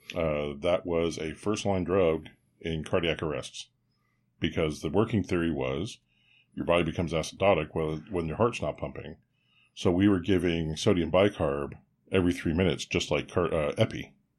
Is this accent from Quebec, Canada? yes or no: yes; Quebec, Canada; I was born in Quebec